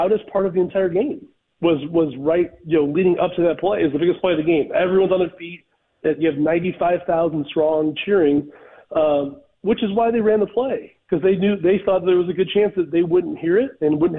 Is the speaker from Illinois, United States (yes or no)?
yes; Chicago, Illinois, United States; I grew up in Chicago and grew up a Bulls fan